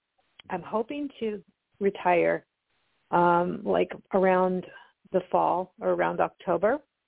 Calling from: Oregon, United States; I'm calling from Oregon.

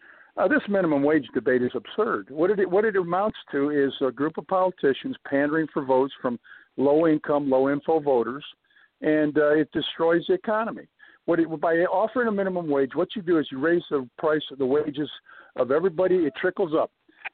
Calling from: Virginia, United States; from Virginia.

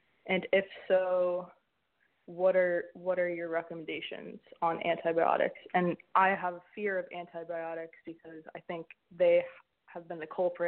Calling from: Hawaii, United States; Hi, I called last week. I was the one from Hawaii and got staph infection, double dose of antibiotics and breathing problems, brain fog, quacko doctors.

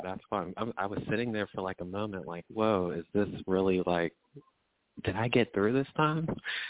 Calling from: Pittsburgh, Pennsylvania, United States; I'm calling from Pittsburgh.

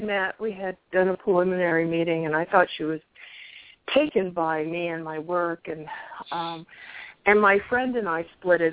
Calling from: Arizona, United States

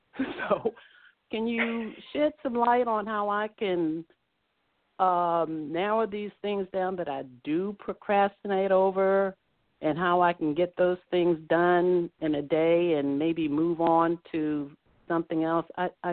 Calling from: Arlington, Virginia, United States; I'm calling from Arlington, Virginia.

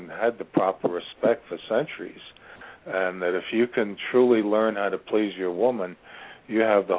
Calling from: Ashland, Virginia, United States; The center of the universe. Ashland, Virginia.

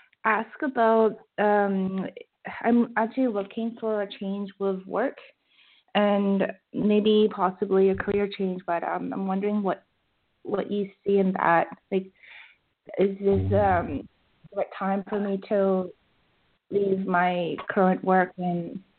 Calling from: Vancouver, British Columbia, Canada; from Vancouver.

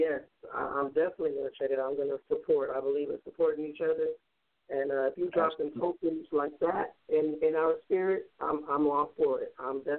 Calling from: Compton, California, United States; I'm calling from Compton.

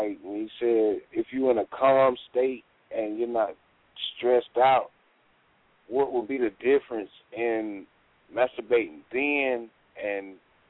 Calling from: Dothan, Alabama, United States; I'm calling from Dothan.

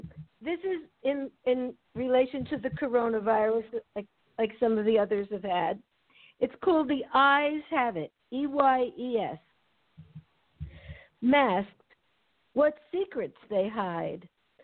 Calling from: La Jolla, California, United States; From La Jolla.

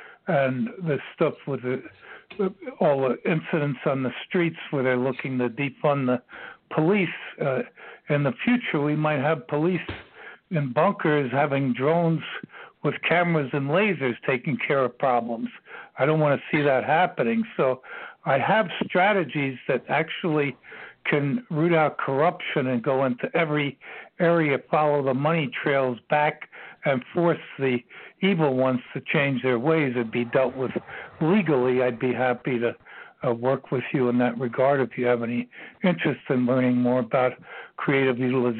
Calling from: Virginia, United States; I'm calling from Virginia.

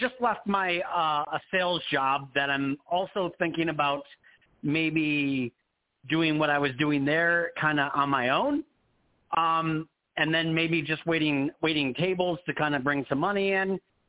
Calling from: Arizona, United States; I am in very hot Arizona.

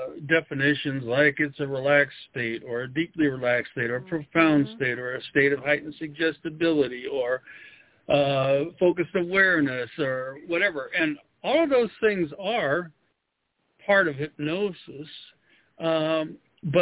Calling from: Denver, Colorado, United States; Well, I'm outside of Denver, Colorado, a little ways.

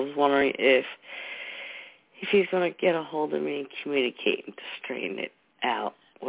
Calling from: New Jersey, United States; from New Jersey.

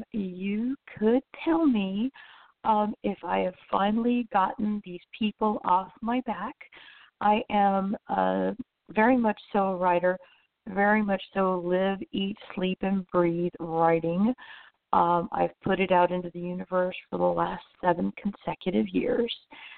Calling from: Orlando, Florida, United States; I'm calling from Central Florida, in specific at Orlando.

